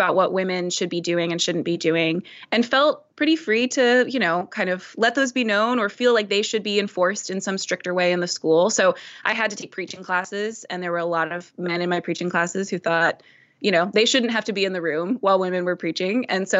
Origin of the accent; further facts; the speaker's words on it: Dallas, Texas, United States; a lot of people here, hearing that I came from Dallas, they assume you must hate everything about that because you're coming here.